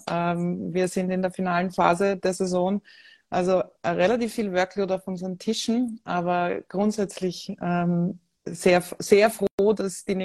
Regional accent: Vienna, Austria; born there; Ähm, ich bin, wie ihr vermutlich äh, hört, an meinem Dialekt geborene Wienerin

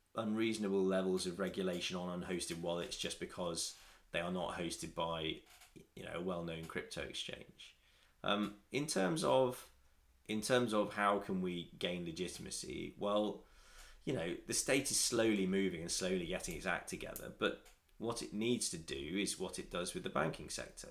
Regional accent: Nottingham, East Midlands, United Kingdom; I'm from Nottingham

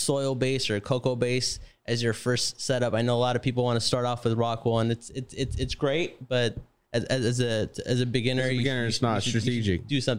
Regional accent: Lebanon; I knew nothing. I was fresh from Lebanon. I didn't have any experience.

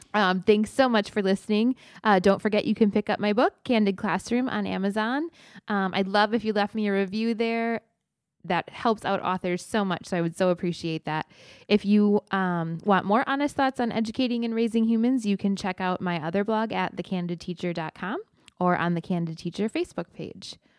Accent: Midwest, United States; also born or lived in Wisconsin; now in Texas, United States; as a Midwesterner

